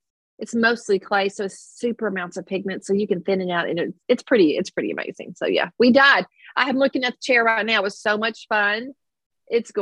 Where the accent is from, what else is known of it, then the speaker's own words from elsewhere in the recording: Kentucky mountains, United States; accent: twang; now in Versailles, United States; I'm not originally from Versailles, so I have a little bit of a twang. I'm a mountain girl.